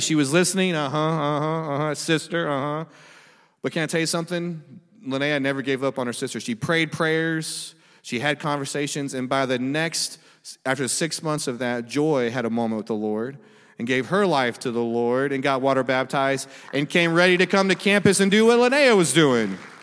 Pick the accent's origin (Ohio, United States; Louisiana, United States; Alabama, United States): Louisiana, United States; Monroe; I'm from Louisiana, but Monroe.